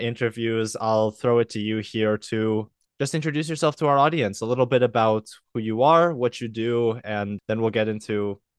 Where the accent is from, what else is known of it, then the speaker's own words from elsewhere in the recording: Kelowna, British Columbia, Canada; I have performed in the local youth symphony in my hometown here in Kelowna.